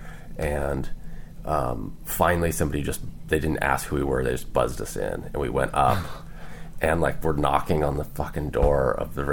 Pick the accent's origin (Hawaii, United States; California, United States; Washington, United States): Washington, United States; moved away; My friends I grew up with in Washington State